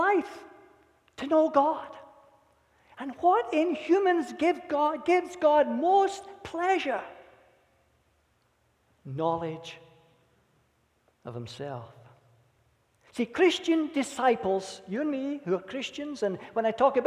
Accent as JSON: {"language": "English", "region": "Scotland", "country": "United Kingdom", "said": "Being a Scot"}